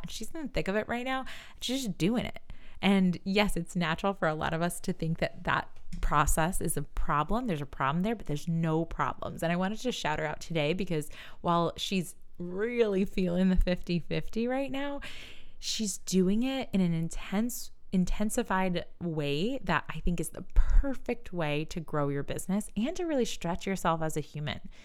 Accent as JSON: {"language": "English", "region": "New York", "country": "United States", "said": "We're from New York"}